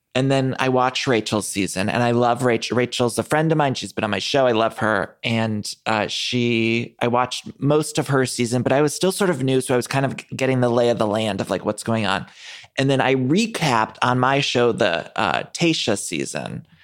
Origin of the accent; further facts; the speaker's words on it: Ohio, United States; I grew up in Ohio